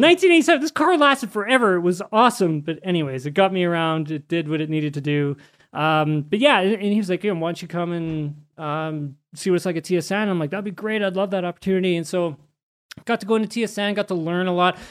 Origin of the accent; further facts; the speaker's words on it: Canada; we're both Canadian